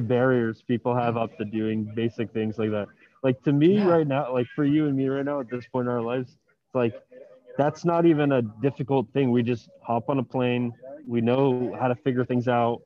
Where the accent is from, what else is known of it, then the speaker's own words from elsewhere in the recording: Miami, Florida, United States; moved away as an adult; now in Medellín, Colombia; I'm from Miami originally